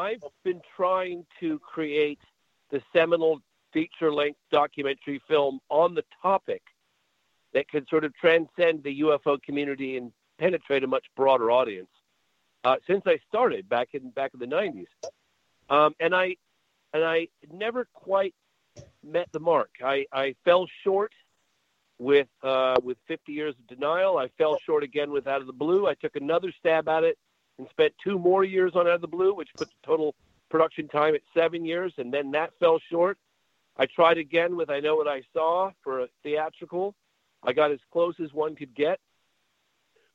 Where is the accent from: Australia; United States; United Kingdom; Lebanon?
United Kingdom; England; I was born in England as well